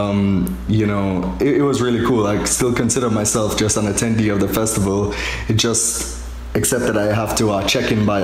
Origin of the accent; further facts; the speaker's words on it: Jamaica; moved away; I'm from Jamaica